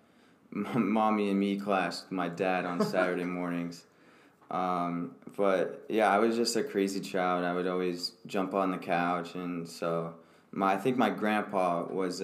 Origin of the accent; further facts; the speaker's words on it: State College, Pennsylvania, United States; I grew up in State College, Pennsylvania